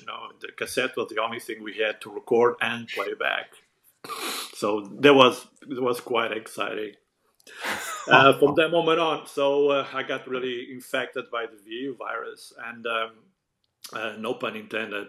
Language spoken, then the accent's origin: English; Portugal; English is a second language; moved away; back then in Portugal, we were huge fans of the matinees